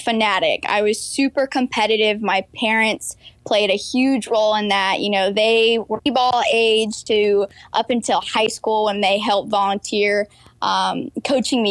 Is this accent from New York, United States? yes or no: no; Atlanta, Georgia, United States; also born or lived in Michigan; I am originally from Michigan, but when I was 4 years old, my dad got a job on the south side of Atlanta, and I've been in the south ever since